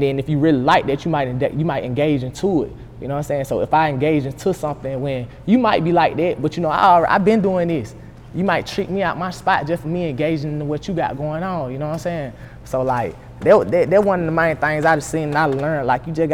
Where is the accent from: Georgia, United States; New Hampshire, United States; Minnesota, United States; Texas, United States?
Georgia, United States; Columbus; moved away as an adult; also born or lived in Stewart, Georgia; now in Atlanta, United States; I'm from Columbia, Georgia.